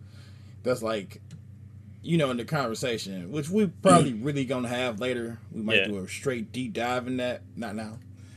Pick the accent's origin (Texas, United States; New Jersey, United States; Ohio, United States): Ohio, United States; Cleveland; We're from real Cleveland. We're not from no from the Shaker.